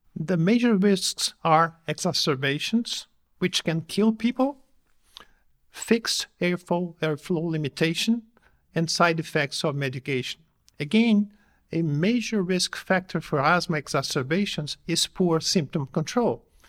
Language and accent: English; Brazil; I come from Brazil